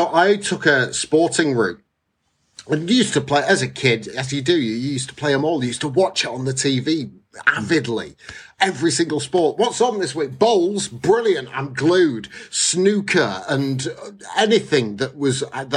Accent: Bolton, North West England, United Kingdom; I was brought up in Lancashire, Bolton in particular

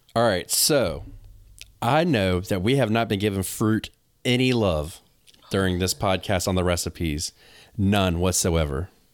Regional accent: the South, United States; I'm from the South

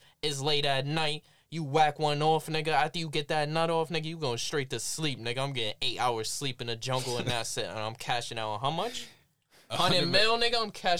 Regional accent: New York City, New York, United States; I'm from Brooklyn, baby.

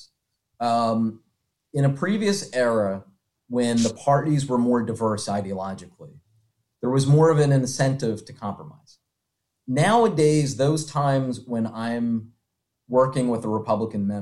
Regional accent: Philadelphia, Pennsylvania, United States; I'm a Philadelphian through and through

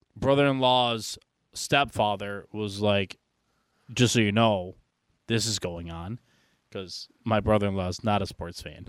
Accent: Buffalo, New York, United States; I come from Buffalo

